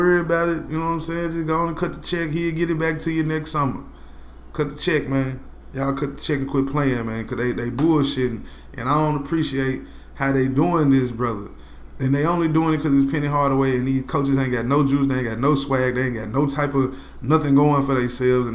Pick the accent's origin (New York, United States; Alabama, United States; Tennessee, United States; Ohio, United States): Tennessee, United States; West; I'm from West Tennessee.